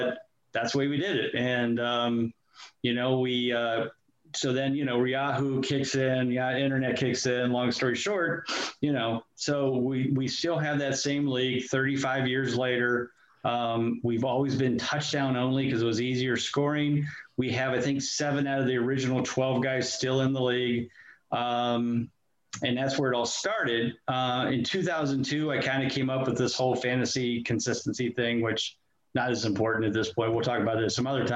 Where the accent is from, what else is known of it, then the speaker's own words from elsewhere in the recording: Canton, Ohio, United States; So I live and have lived, born and raised in Canton, Ohio, my entire life